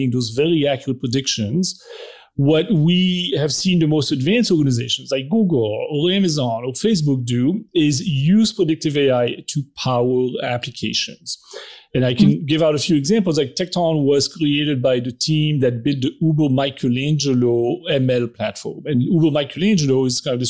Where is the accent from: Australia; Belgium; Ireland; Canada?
Belgium; I'm from Belgium, so I have that weird French-Dutch